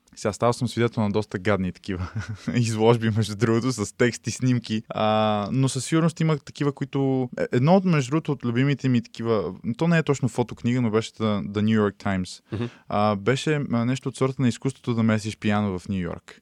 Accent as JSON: {"language": "Bulgarian", "town": "Sofia", "region": "Sofia City", "country": "Bulgaria", "tie": "born or raised there", "said": "родния ми град, нали, София"}